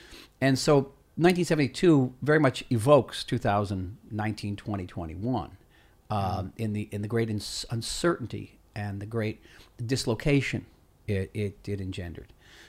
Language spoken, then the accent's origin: English; United States; now in Israel; Of course I'm American. I'm American as anybody.